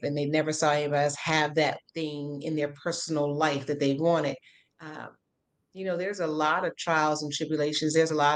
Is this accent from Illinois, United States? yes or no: yes; Chicago, Illinois, United States; I'm from the South Side of Chicago originally